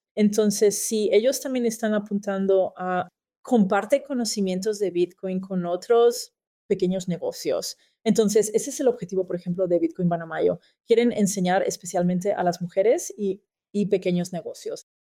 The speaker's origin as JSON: {"language": "Spanish", "country": "Austria", "said": "soy de Austria"}